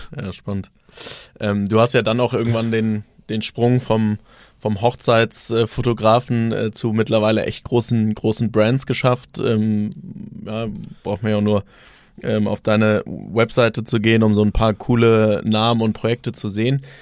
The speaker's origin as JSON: {"language": "German", "country": "Germany", "said": "als, als Deutsche"}